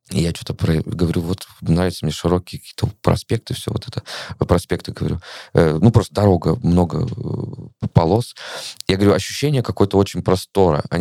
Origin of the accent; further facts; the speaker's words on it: Russia; moved away as an adult; я впервые выехал из России в конце сентября, вот в свои 26 лет.